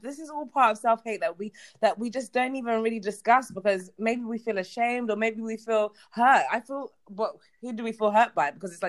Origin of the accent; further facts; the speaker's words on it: London, United Kingdom; especially growing up in South London.